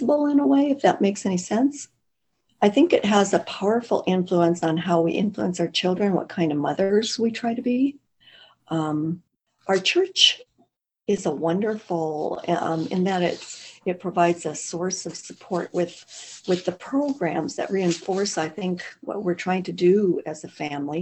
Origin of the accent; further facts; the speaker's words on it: North Dakota, United States; now in Arizona, United States; North Dakota, we're close to the Canadian border, about 75 miles from Manitoba.